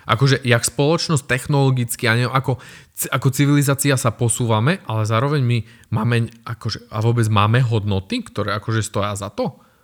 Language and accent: Slovak; Slovakia; my sme Slováci